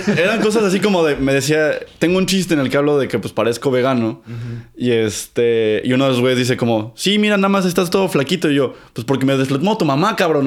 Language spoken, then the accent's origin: Spanish; Mexico City, Mexico; Crecí en el Olivar del Conde, que es muy cerquita de Miscuac.